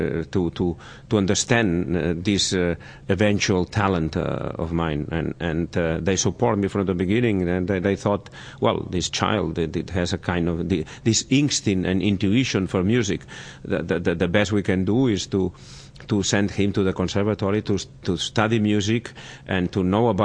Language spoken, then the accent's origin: English; Barcelona, Catalonia, Spain; in my hometown in Barcelona